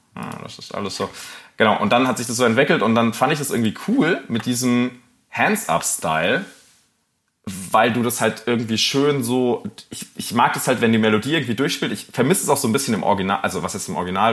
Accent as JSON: {"language": "German", "region": "Rhineland-Palatinate", "country": "Germany", "tie": "born or raised there", "said": "ich bin halt in der Pfalz groß geworden"}